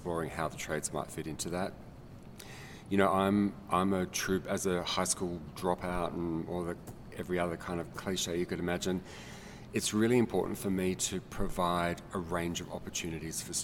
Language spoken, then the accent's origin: English; Australia; now in Colorado, United States; I'm actually not from Colorado. I'm from a country called Australia.